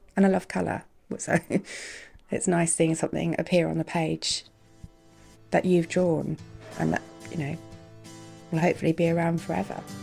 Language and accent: English; New Zealand; moved away as an adult; now in Guernsey; I grew up in New Zealand